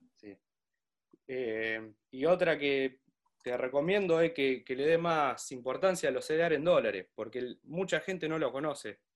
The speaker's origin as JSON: {"language": "Spanish", "town": "Pergamino", "region": "Buenos Aires Province", "country": "Argentina", "said": "Yo soy de Pergamino"}